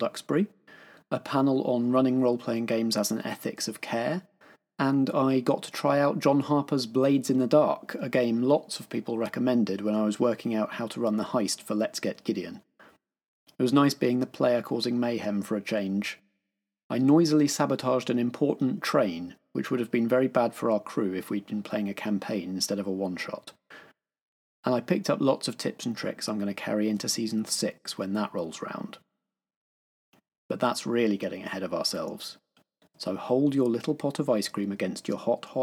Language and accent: English; England, United Kingdom; we are English